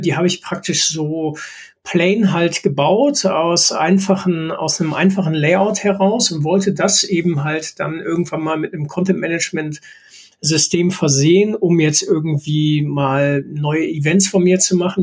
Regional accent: Duisburg, North Rhine-Westphalia, Germany; ich komme hier aus Duisburg

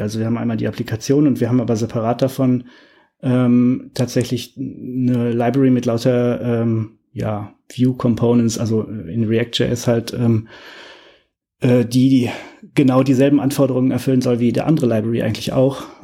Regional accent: Cologne, North Rhine-Westphalia, Germany; moved away; komme ursprünglich aus Köln

